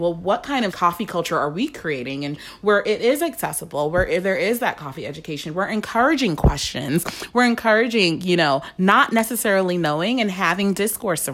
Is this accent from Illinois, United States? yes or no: no; New York City, New York, United States; I grew up in New York City